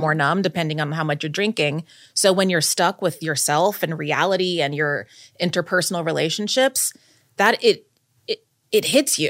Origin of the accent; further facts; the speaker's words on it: Texas, United States; moved away as an adult; now in New York, United States; I grew up in, in Texas